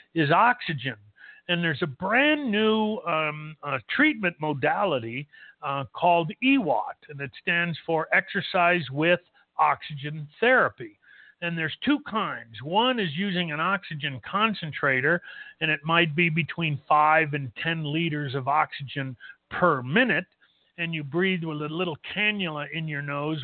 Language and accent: English; Los Angeles, California, United States; moved away as an adult; now in El Paso, United States; I was born and raised in Los Angeles.